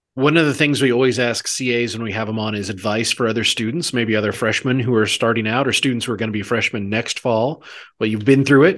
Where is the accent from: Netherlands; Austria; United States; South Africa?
United States; Maitland, Missouri; I grew up in a town very similar to the, to the one you did. I'm from Maitland, which is about three hundred people.